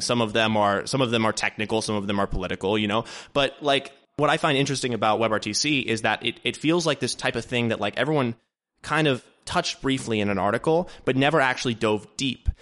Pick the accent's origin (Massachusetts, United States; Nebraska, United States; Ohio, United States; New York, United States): Ohio, United States; Dayton; also born or lived in Columbus, Ohio; based in Dayton, Ohio, which is actually my hometown